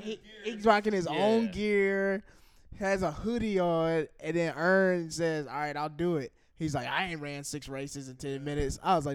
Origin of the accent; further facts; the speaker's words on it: the South, United States; I'm from the South.